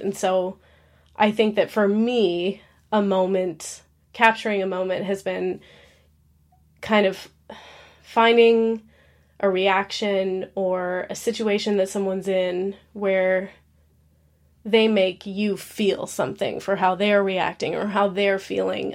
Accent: Alaska, United States; moved away as an adult; now in Nashville, United States; I'm born and raised in Alaska

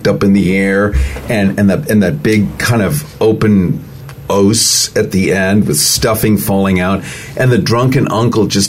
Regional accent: Lake Forest, Illinois, United States; now in California, United States; I was raised as a Republican in Lake Forest, Illinois

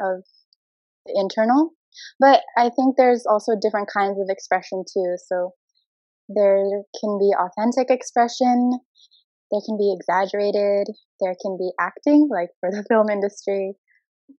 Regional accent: Jakarta, Indonesia; I'm half Indonesian. I'm half American. I was born and raised in Jakarta

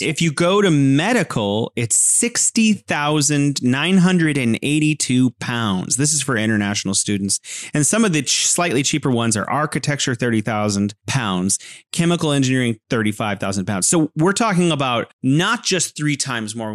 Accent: California, United States; now in Wuhan, China

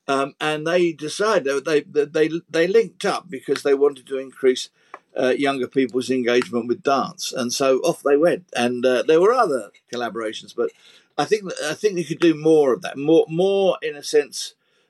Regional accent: United Kingdom; And being British, of course, we didn't run out of pims. We ran out of tea.

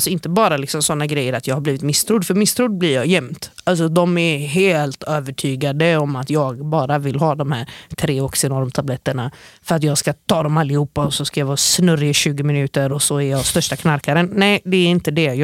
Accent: United States; also born or lived in Norway; jag är jude från USA och Norge.

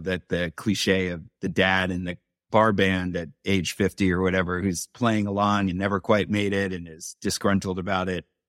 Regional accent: New York City, New York, United States; I grew up in New York City.

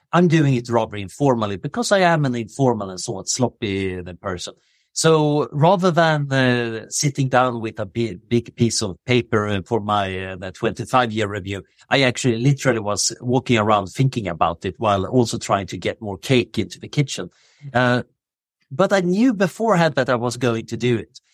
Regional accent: Sweden; moved away as an adult; now in Oxford, United Kingdom; I grew up in Sweden in the seventies.

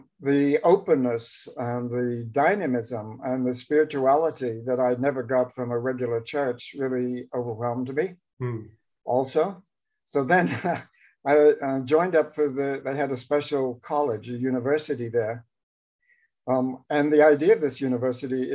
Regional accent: Atlanta, Georgia, United States; I grew up in Atlanta, Georgia

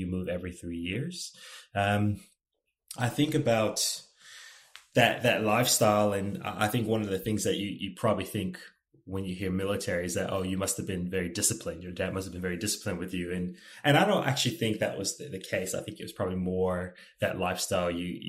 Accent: East Coast, United States; So whenever people ask me, where are you from? I have a really hard time answering the question. I can tell you where my parents live today. I can tell you where I lived, but where am I from? Probably the best answer would be the East Coast of the United States.

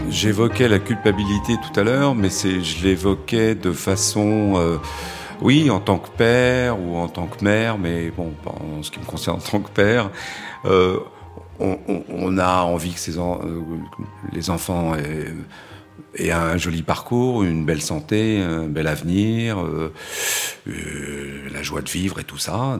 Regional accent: Créteil, Île-de-France, France; also born or lived in Paris; Je suis né à Paris, mais on a très vite euh, bougé et vécu en banlieue parisienne, à Créteil, pour être précis

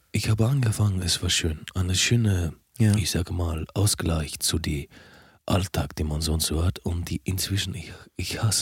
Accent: Athens, Attica, Greece; German is a second language; Äh, aus äh, Hauptstadt von Griechenland, Athena.

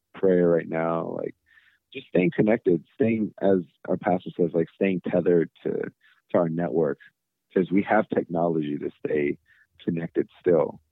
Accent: United States; being proud of being Korean. I'm also American

